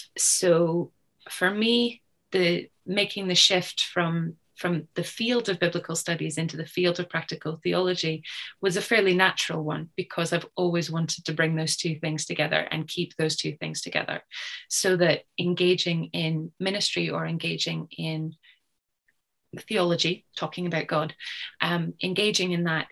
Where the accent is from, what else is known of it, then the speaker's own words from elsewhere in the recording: Canada; I should specify that I was born and grew up in Canada